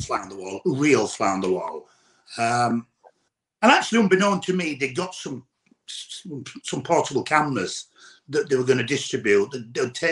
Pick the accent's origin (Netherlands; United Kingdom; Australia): United Kingdom; Yorkshire and the Humber; I'm a northern boy, I'm from Yorkshire